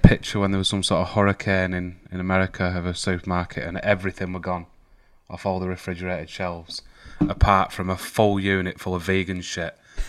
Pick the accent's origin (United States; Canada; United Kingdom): United Kingdom; because we're British.